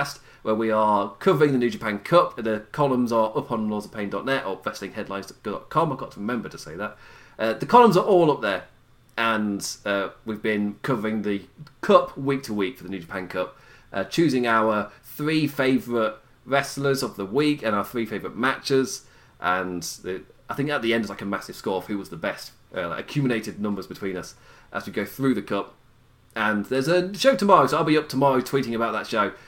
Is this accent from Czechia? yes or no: no; England, United Kingdom; I'm English